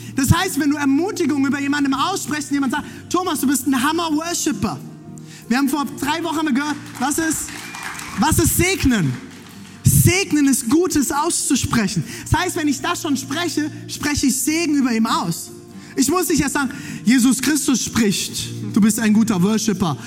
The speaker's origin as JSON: {"language": "German", "country": "Germany", "said": "Ich bin Deutscher"}